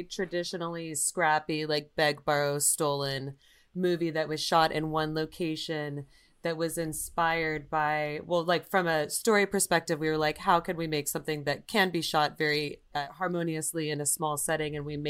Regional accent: Visalia, California, United States; It was near Fresno, a little town called Visalia. It's an agricultural community.

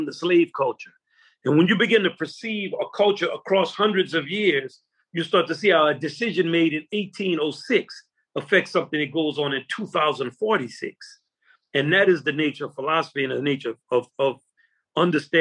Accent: United States; I'm American

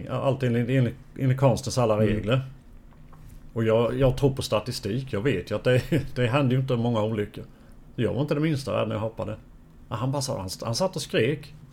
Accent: Bosnia & Herzegovina; now in Sweden; När vi kom från Bosnien så hade vi en psykolog.

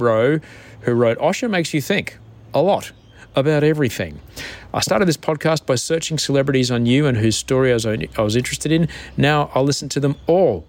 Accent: Sydney, New South Wales, Australia; I'm from Sydney, Australia

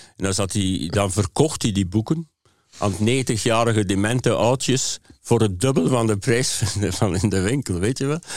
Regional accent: Hamme, Flanders, Belgium; het huis waar ik geboren ben. In Hamme, op het eh, Oost-Vlaamse platteland

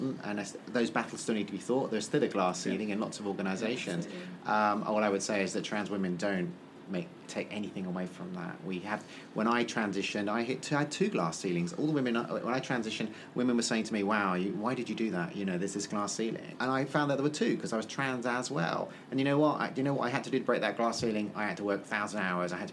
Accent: Ireland; I'm Irish

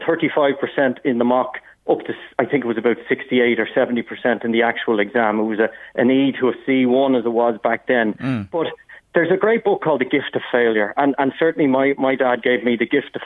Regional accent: North County Dublin, Leinster, Ireland; I grew up in North County Dublin

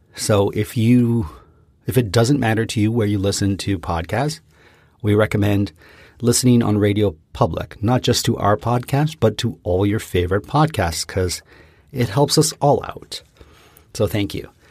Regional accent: Canada; We are from Canada

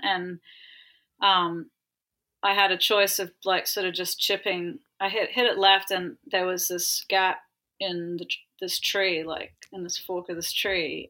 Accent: Ayr, Queensland, Australia; growing up in Australia

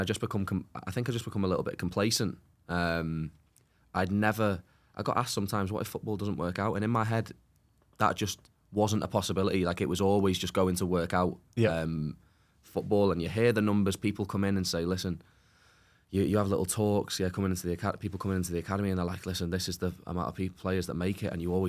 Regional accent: Wales, United Kingdom; But I'm actually from North Wales.

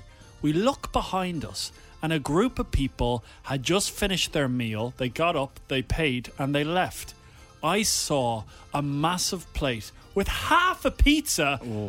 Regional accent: Wicklow, Leinster, Ireland; I'm from Wicklow.

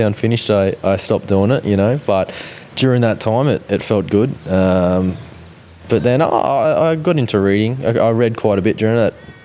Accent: Central Coast, New South Wales, Australia; doing the trips up to Sydney a lot when I was younger from the Central Coast

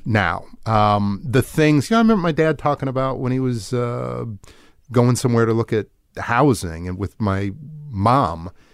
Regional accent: just outside Milwaukee, small town in Wisconsin, United States; moved away; I'm from a, a small town in Wisconsin, just outside Milwaukee

